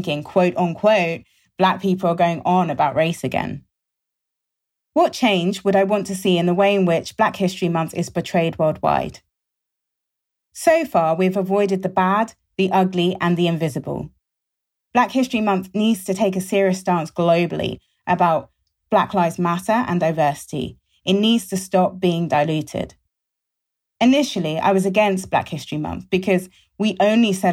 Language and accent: English; London, United Kingdom; I was born and raised in London